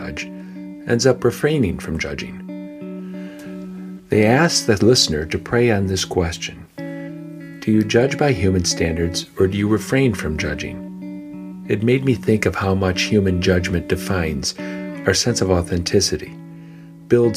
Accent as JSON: {"language": "English", "town": "Painesville", "region": "Ohio", "country": "United States", "tie": "born or raised there", "said": "my hometown, Painesville, Ohio"}